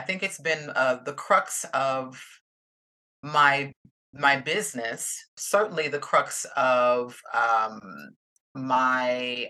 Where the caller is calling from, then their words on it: Atlanta, Georgia, United States; I'm coming from Atlanta, Georgia in the United States, southeastern U.S.